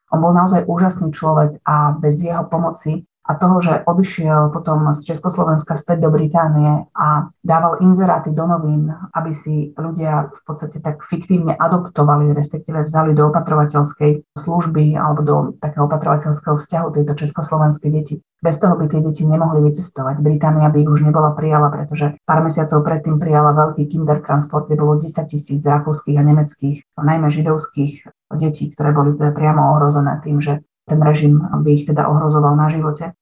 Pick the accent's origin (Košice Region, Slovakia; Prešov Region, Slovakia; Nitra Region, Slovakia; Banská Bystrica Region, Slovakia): Banská Bystrica Region, Slovakia; Lučenec; Ona je rovnako ako ja rodáčka z Lučenca